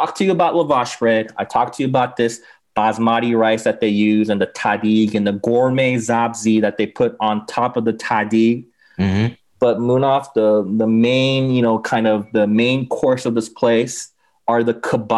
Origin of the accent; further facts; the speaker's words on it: Los Angeles, California, United States; I mean, yeah, like I said, I mean, I grew up in LA. I grew up actually in West LA near, mm-hmm. near Westwood, near UCLA.